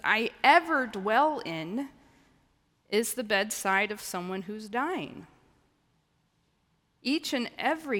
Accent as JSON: {"language": "English", "region": "the Ozarks", "country": "United States", "tie": "born or raised there", "moved": "yes", "said": "I grew up in the Ozarks"}